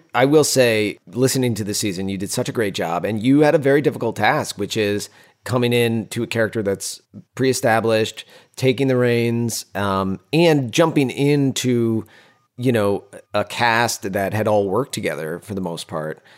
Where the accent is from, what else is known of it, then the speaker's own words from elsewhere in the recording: Northeast, United States; We're Italians from the Northeast